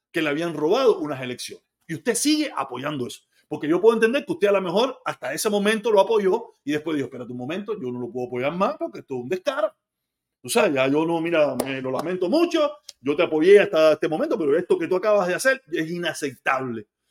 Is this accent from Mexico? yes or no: no; Cuba; moved away